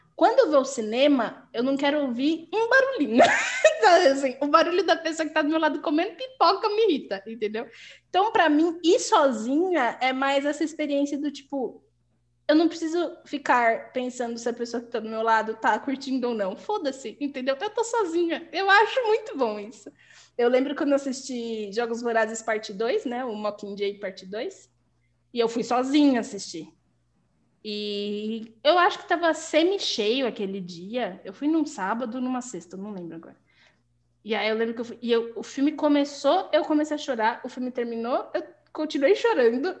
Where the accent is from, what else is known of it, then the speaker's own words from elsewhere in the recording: Guarulhos, São Paulo, Brazil; first language Portuguese; a gente saía de Guarulhos, porque nós dois somos de Guarulhos